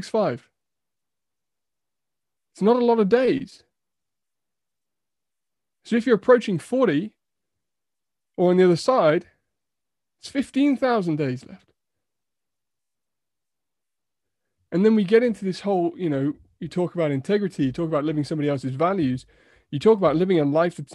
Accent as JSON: {"language": "English", "country": "United Kingdom", "said": "we're so British sometimes"}